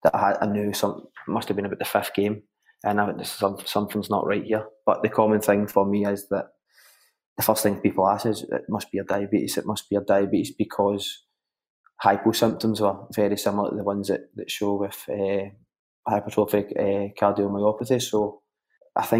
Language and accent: English; Glasgow, Scotland, United Kingdom; growing up in Glasgow, you're kind of brought up in a football world with the Rangers and Celtic thing.